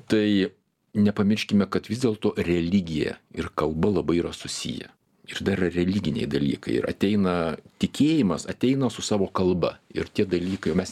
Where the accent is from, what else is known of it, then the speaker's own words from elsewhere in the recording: Lithuania; mes lietuviai